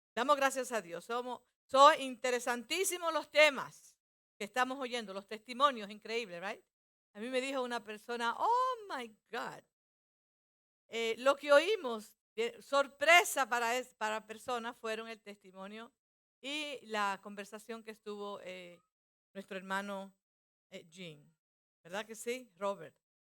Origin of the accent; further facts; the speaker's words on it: Dominican Republic; Como muchos dominicanos hacemos eso muchas veces.